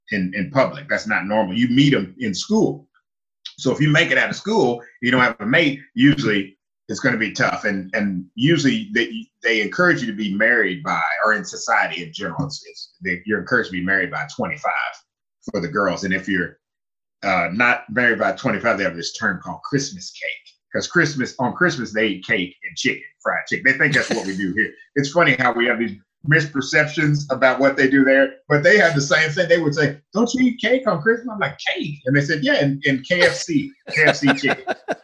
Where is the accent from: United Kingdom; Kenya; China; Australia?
China; now in Japan; So when I came from China to Japan, I noticed that I was being pushy